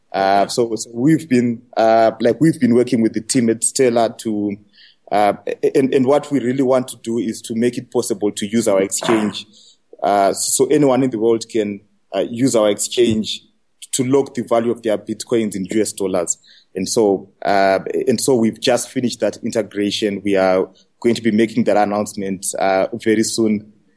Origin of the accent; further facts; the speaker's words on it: Zimbabwe; I'm from Africa and from Zimbabwe.